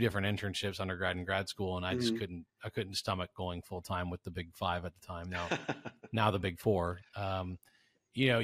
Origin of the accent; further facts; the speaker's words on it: South Louisiana, United States; I grew up in South Louisiana in the early